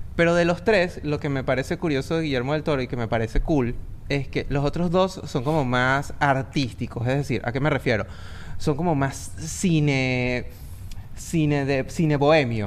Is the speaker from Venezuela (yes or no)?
yes; Venezuela; nosotros los tres somos venezolanos